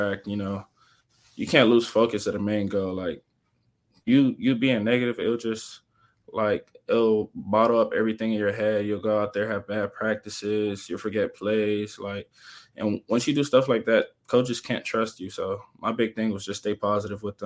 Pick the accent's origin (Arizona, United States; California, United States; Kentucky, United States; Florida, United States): Florida, United States; Miami; moved away as an adult; now in Cincinnati, United States; I'm from Miami.